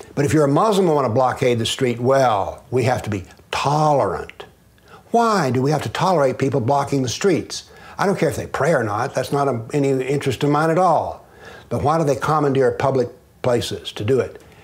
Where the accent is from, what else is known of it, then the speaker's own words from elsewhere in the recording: the Southern United States, United States; I'm a Southerner